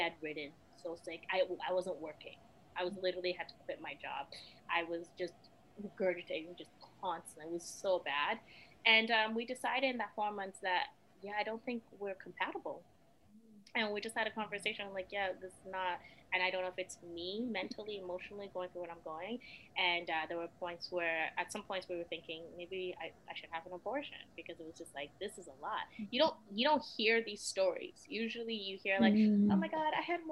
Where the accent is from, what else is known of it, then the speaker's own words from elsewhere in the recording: Sierra Leone; now in Canada; I was born in Sierra Leone, fled during the war, like all that, you know, sad stuff and whatnot, and then came to Canada as a refugee